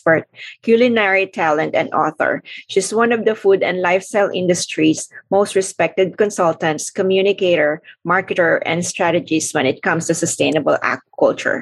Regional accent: Philippines; moved away; I came originally from the Philippines

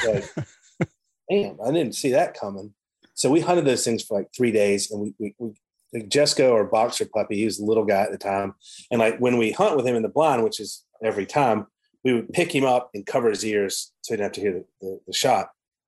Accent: the South, United States; It's interesting, like, growing up in the South, I say that a lot

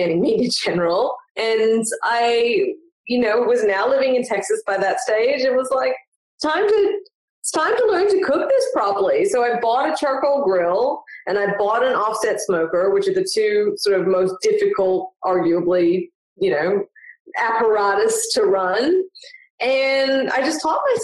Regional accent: Melbourne, Victoria, Australia; I'm originally from Melbourne, Australia

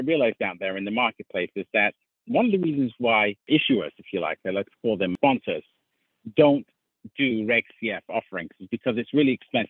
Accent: London, United Kingdom; I was brought up in London, England

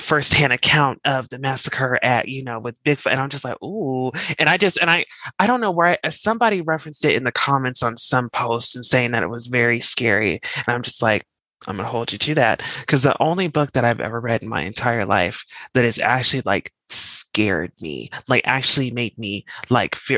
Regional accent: Colorado, United States; moved away; I'm from Colorado. I'm just you know where it actually starts snowing in October

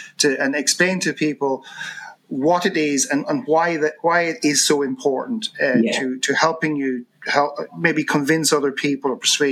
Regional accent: Ireland; as an Irish person

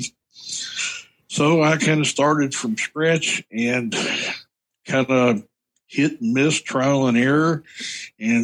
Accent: Central Kentucky, United States; I'm from Kentucky, Central Kentucky

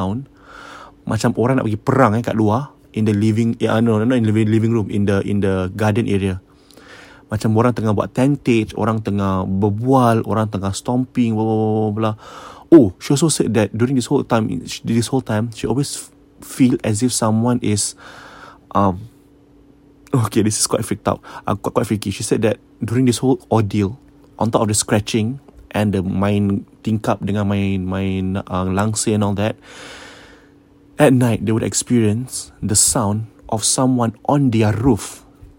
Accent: Singapore; I'm Singaporean.

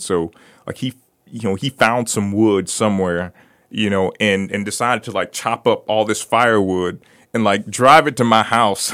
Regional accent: Brooksville, Florida, United States; I grew up in Brooksville

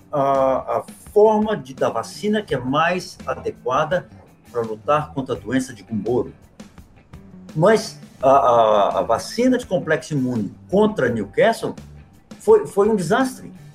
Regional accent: Minas Gerais, Brazil; moved away as an adult; Eu, apesar de não morar no Brasil há 17 anos, eu ainda sou brasileiro, ainda sou mineiro, ainda falo uai

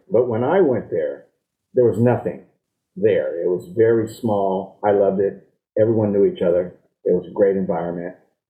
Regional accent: Los Angeles, California, United States; also born or lived in San Leandro; I was born in San Leandro, and I was raised in Los Angeles.

